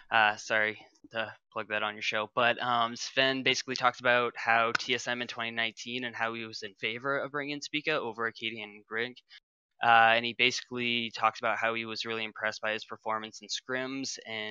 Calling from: Maine, United States

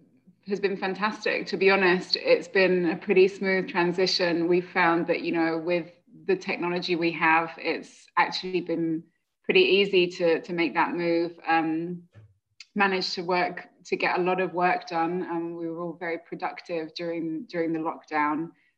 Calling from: Brussels, Belgium; I'm calling in from Brussels.

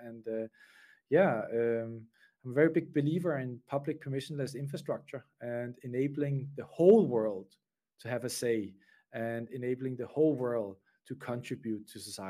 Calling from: Switzerland; So basically, I'm calling in from Switzerland today.

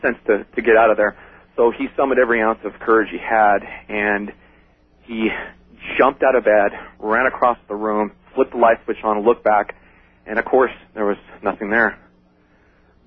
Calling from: Los Angeles, California, United States; I'm calling from Woodland Hills, California

